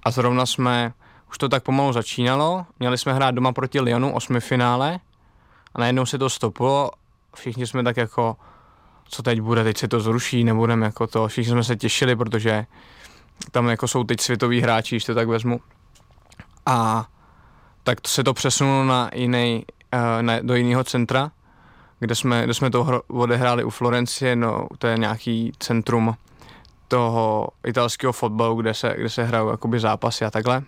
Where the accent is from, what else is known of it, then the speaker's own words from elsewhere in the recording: Czechia; now in Italy; Vždycky rád jezdím domů sem do Čech na Vánoce